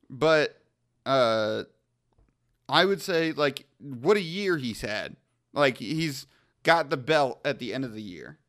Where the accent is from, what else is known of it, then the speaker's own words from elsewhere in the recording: Wantagh, New York, United States; I was born in Wantagh, Long Island